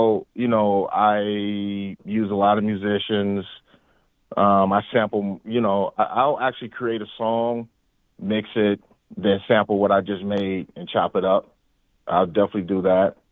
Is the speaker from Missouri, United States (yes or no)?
yes; St. Louis, Missouri, United States; growing up in St. Louis